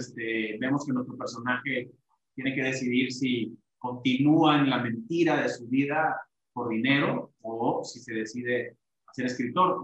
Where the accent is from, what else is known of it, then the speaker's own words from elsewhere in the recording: Ciudad Obregón, Sonora, Mexico; moved away as an adult; also born or lived in Los Angeles, United States; now in Mexico City, Mexico; yo soy de Ciudad Obregón, Sonora, eh, norte